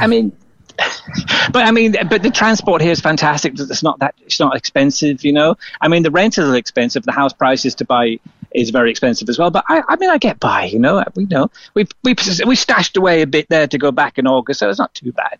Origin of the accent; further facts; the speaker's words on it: Cork, Munster, Ireland; moved away as an adult; also born or lived in Douglas, Cork; now in Sydney, Australia; I went to school in Deer Park up at Friars Walk